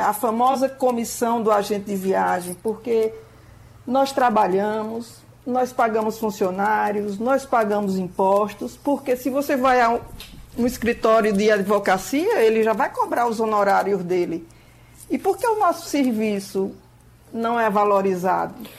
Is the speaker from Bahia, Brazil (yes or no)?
no; Salgueiro, Pernambuco, Brazil; moved away; eu sou do interior, de Salgueiro, adoro a minha terra, apesar de viver pelo mundo